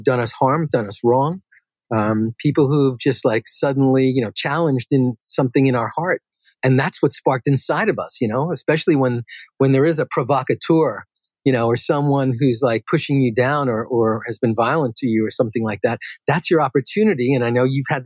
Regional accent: New York City, New York, United States; I grew up in Queens, New York

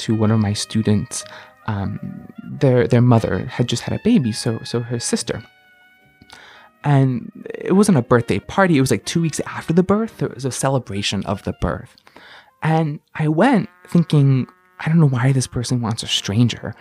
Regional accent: United States; also born or lived in Dushanbe, Tajikistan; being an American

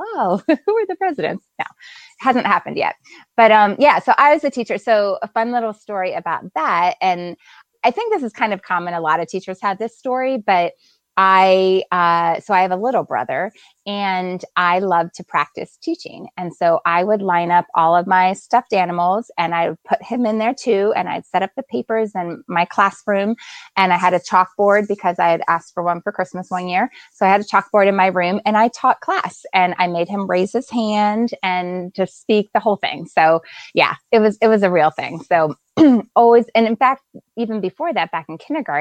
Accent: Delaware, United States; also born or lived in Lancaster, Pennsylvania; in fourth grade, I moved to Delaware. So then I grew up the rest of the time in Delaware.

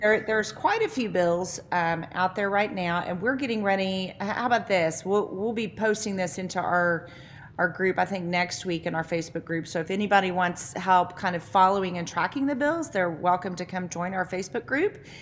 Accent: Noble, Oklahoma, United States; moved away as an adult; also born or lived in Norman, Oklahoma; living in my hometown now

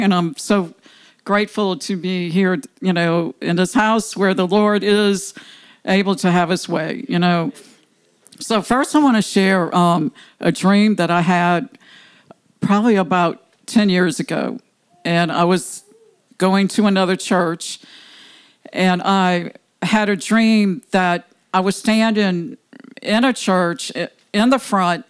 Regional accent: New Orleans, Louisiana, United States; I'm from New Orleans, well, West Bank, I consider New Orleans.

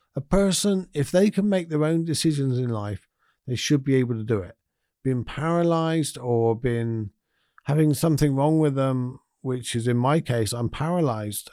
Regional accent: United Kingdom; as us British people

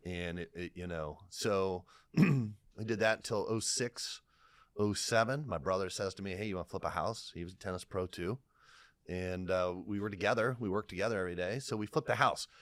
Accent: Lima, Ohio, United States; I come from Lime, Ohio

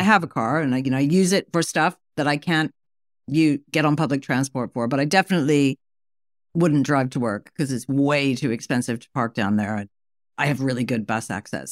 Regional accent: New York, United States; moved away; I used to live there. It's been, like, thirty-five years, and I still, like, you know, I still feel like part of my soul, and part of my soul, I'm a New Yorker

